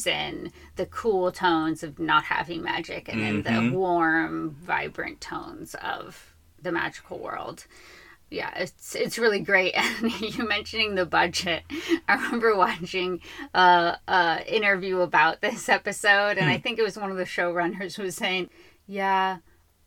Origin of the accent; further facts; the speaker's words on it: Los Angeles, California, United States; growing up in Los Angeles